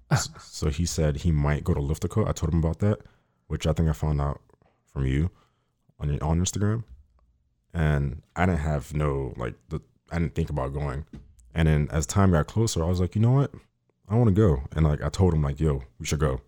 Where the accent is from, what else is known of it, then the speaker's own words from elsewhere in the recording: Miami, Florida, United States; now in Fort Lauderdale, United States; I grew up in Miami for, like, eighteen years.